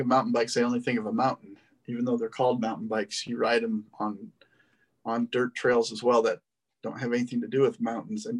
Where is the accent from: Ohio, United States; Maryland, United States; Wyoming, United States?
Wyoming, United States; Laramie; moved away; I grew up in a beautiful area itself, Wyoming. And I grew up in Laramie, which is 7,200 feet.